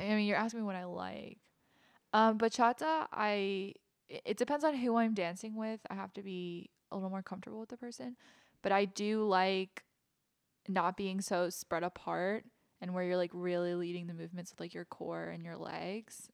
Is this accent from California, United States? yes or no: no; Manassas, Virginia, United States; also born or lived in Williamsburg, Virginia; I danced at several different studios when I was a kid. I'm from Manassas, Virginia, so around the area, a couple different studios